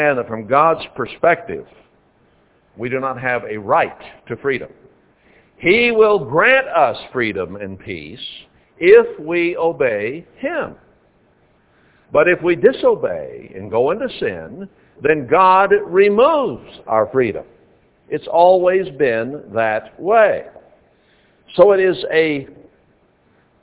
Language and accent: English; United States; We grew up in America